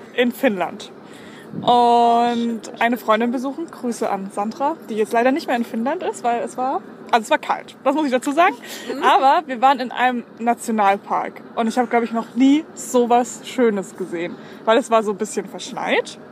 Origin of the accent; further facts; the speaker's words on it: Baden-Württemberg, Germany; bei uns in Baden-Württemberg